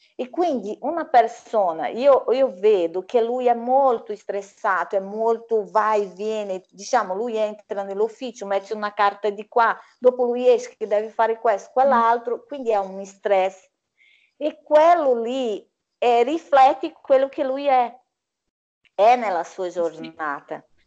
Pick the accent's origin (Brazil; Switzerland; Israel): Brazil; Italian is a second language; now in Italy; quella bellissima colazione che facciamo dal mio paese